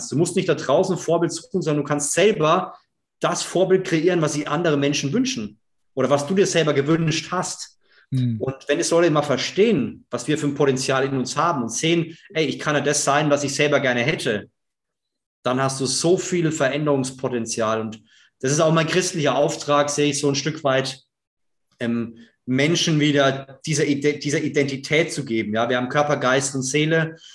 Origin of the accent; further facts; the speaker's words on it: Bavaria, Germany; ich komme aus Unterfranken. Ja, die Franken sind immer so ein ja, trockenes, schwieriges Volk, was, was schwierig aufzumachen ist.